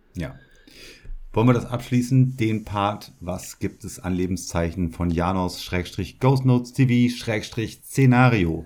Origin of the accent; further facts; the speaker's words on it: Emsland, Lower Saxony, Germany; ich komme ja aus der Region Emsland, in äh, Niedersachsen, Norddeutschland, Deutschland halt.